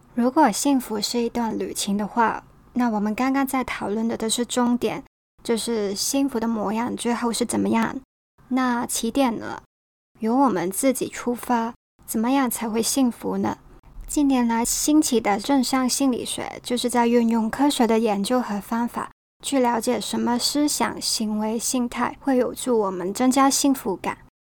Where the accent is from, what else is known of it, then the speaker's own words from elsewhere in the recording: Hong Kong; accent: Hong Kong-accented Mandarin; Chinese is a second language; 身为一个在香港长大的普通女生， 对，我是香港来的，所以请多多见谅我的港普口音